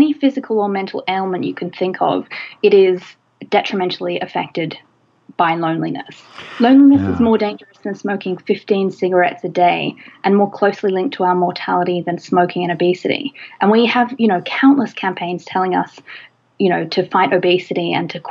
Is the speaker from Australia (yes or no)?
yes; Australia; Australia, my home country